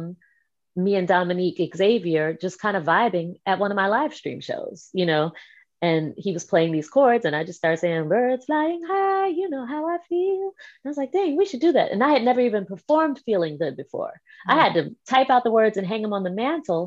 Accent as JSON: {"language": "English", "town": "Washington", "region": "District of Columbia", "country": "United States", "tie": "born or raised there", "also_born_or_lived": "New York", "said": "my hometown in DC"}